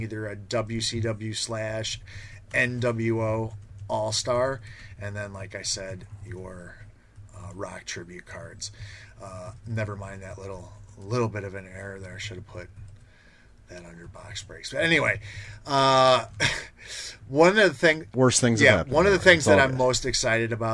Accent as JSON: {"language": "English", "town": "Chicago", "region": "Illinois", "country": "United States", "tie": "born or raised there", "said": "Growing up in Chicago"}